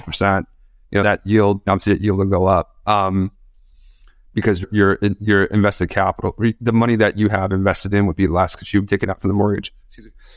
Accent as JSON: {"language": "English", "region": "New York", "country": "United States", "said": "we're both from New York, we're both living in New York"}